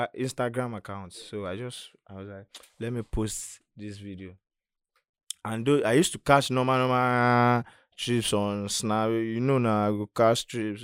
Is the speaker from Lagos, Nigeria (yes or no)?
yes; Lagos, Nigeria; I grew up on an island.